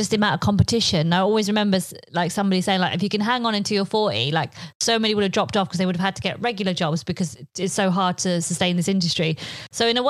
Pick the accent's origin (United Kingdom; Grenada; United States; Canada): United Kingdom; first language Polish; English is a second language; Polish was my first language because I was born here, but both my parents spoke Polish to me. But then I went to school, I was like, I'm not Polish, I'm British.